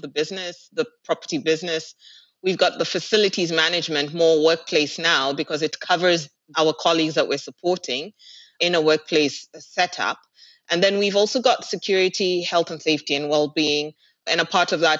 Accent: Kenya; moved away as an adult; now in Dubai, United Arab Emirates; I'm actually Kenyan in terms of where home is

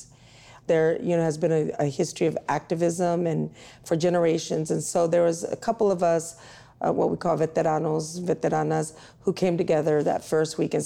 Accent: Houston, Texas, United States; now in San Francisco, United States; I was actually born in Houston. I'm from Texas originally.

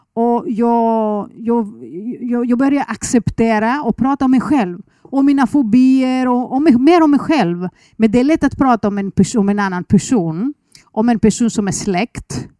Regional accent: Athens, Attica, Greece; Swedish is a second language; moved away as an adult; now in Sweden; Jag föddes i Aten

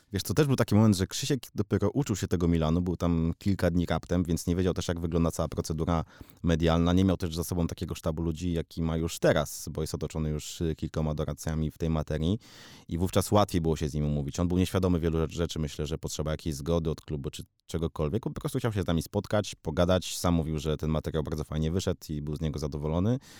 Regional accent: Warsaw, Masovian Voivodeship, Poland; Jestem prosty chłopak z Pragi

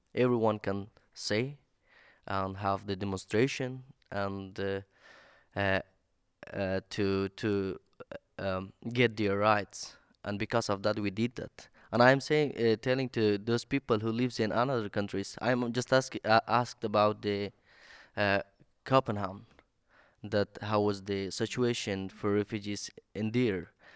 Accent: Afghanistan; English is a second language; now in Sweden; I'm from Afghanistan

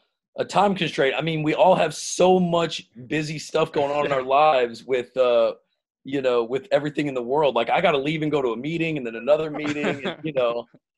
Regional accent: Plano, Texas, United States; moved away as an adult; also born or lived in Los Angeles; growing up in Plano, we were lucky, man. We had we had everything.

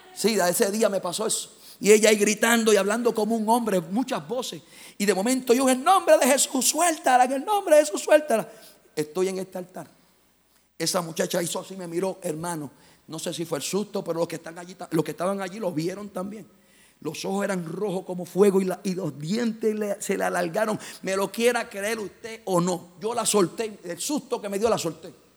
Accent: Puerto Rico; Soy boricua. Soy caribeño.

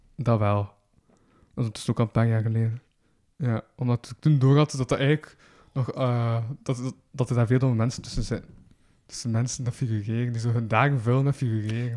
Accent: Kortrijk, Flanders, Belgium; accent: West Flemish; ik ben dan zo van Kortrijk

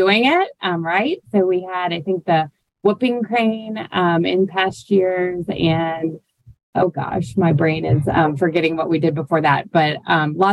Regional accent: Fort Worth, Texas, United States; moved away as an adult; now in New Orleans, United States; growing up in a city with an amazing zoo, the Fort Worth Zoo. I'm a Texan at heart

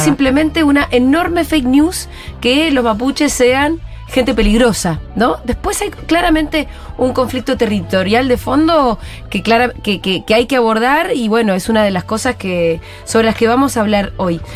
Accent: Bariloche, Río Negro, Argentina; yo soy de Bariloche y, y qué sé yo, conozco un poco mis pagos.

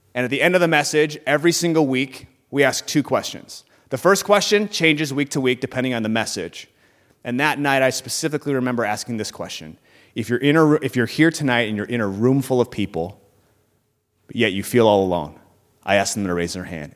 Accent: Burnsville, Minnesota, United States; I grew up in Burnsville, Minnesota

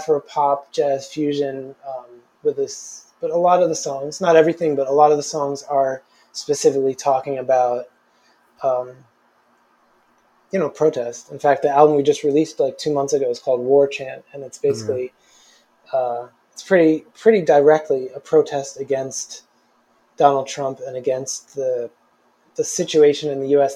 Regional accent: New Jersey, United States; now in New York City, United States; I grew up right outside of New York City

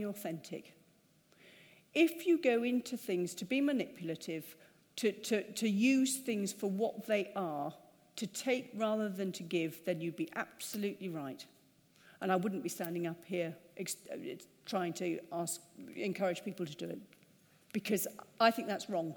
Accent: United Kingdom; We're British.

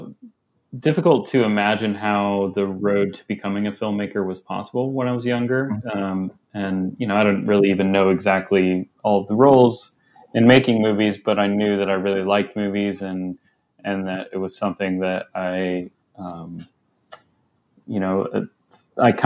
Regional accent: Jefferson City, Missouri, United States; moved away as an adult; now in Los Angeles, United States; I grew up in central Missouri, in Jefferson City and around

